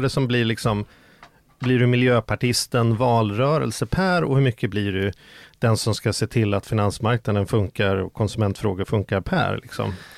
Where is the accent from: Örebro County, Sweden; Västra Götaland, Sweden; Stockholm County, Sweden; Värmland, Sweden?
Stockholm County, Sweden; Stockholm; Jag är från Vällingby